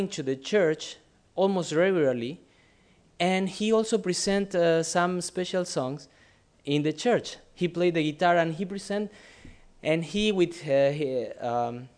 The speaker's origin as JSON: {"language": "English", "country": "Argentina", "moved": "as an adult", "lives_now": "Thailand", "said": "from Argentina, but 2012, we've been in Thailand."}